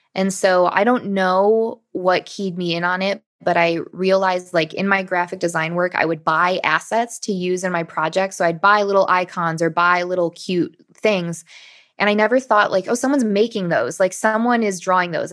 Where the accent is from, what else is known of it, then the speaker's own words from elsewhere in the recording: Michigan, United States; I grew up in Michigan and this was a local school in Michigan